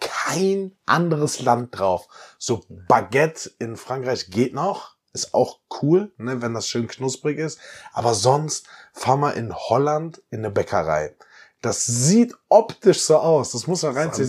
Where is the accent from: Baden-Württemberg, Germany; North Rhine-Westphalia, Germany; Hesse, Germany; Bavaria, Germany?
Baden-Württemberg, Germany; Bietigheim-Bissingen; now in Cologne, Germany; Weil ich aus Bietigheim ein bisschen komme.